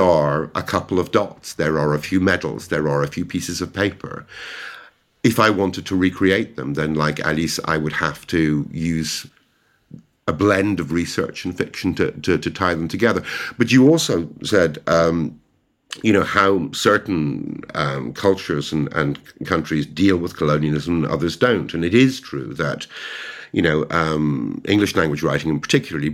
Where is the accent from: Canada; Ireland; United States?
Ireland; now in London, United Kingdom; as an Irish translator